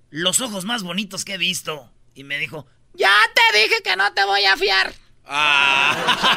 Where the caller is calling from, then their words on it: El Paso, Texas, United States; Del Paso. Del Paso, Texas. El Paso.